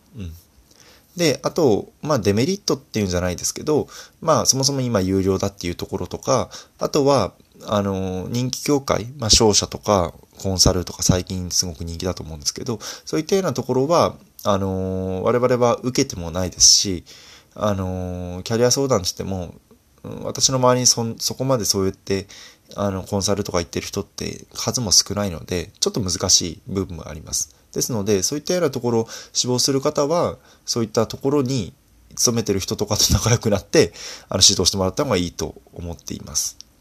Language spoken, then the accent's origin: Japanese; Fukui, Japan; moved away; 私自身福井出身なので